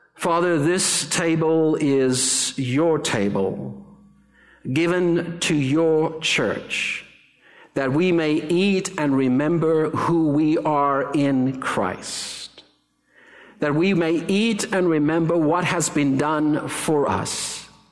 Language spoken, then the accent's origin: English; South Africa; moved away; I'm South African